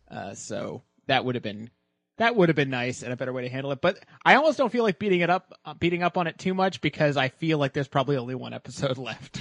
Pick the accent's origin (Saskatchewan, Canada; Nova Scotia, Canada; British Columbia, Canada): Nova Scotia, Canada; Halifax; born or raised there